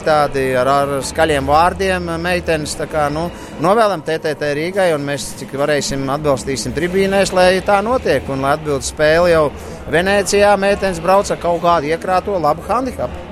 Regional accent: Latvia; Mēs esam latvieši

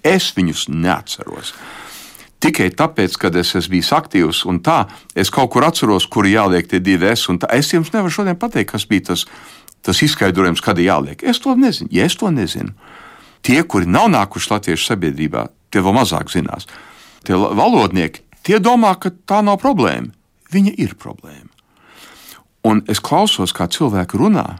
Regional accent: United States; Es arī uzaugu Amerikā, teiksim, 60. gados

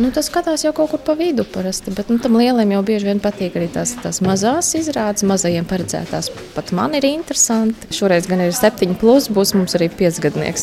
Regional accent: Jelgava, Latvia; moved away; Gavā dzīvojām. Nu, vismaz es esmu nākusi no Jāgavas

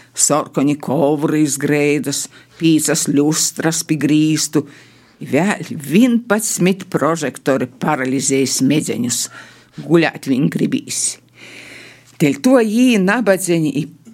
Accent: Latgale, Latvia; accent: Latgalian; mēs runājam latgaliski.

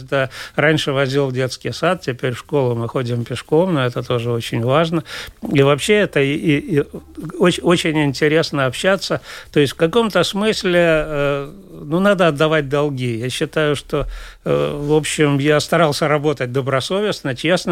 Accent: Daugavpils, Latgale, Latvia; moved away as an adult; also born or lived in Riga; я же родился и вырос в Даугавпилсе

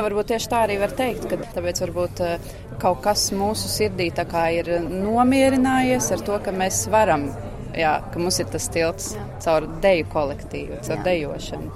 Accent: Latvia; now in Bergen, Norway

